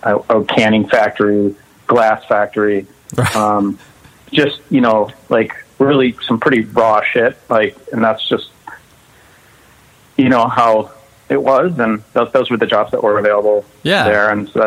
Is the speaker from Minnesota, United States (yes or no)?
yes; Northfield, Minnesota, United States; also born or lived in Southern California; So I was, so I was born in southern Minnesota in a town called Northfield. We lived in the country. My father was a professor at a college. And then I did spend a good chunk of my life in Southern California, too.